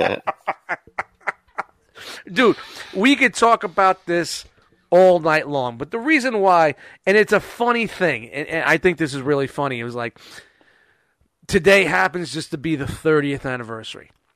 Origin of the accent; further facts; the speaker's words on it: New York City, New York, United States; I grew up in Brooklyn